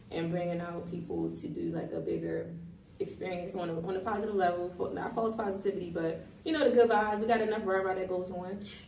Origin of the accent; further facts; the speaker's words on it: Baltimore, Maryland, United States; So I was born in Baltimore City. West Baltimore City is the, I guess, born and raised element of me.